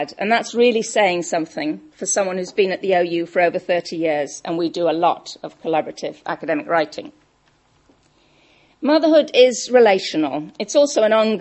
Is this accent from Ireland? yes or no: no; Welsh, Wales, United Kingdom; I'm Welsh